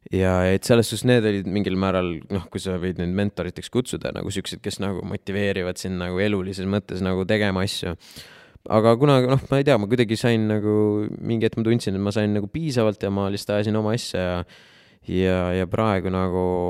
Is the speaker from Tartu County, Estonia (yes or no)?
no; Jõgeva, Jõgeva County, Estonia; moved away; ma olen ise Jõgevalt pärit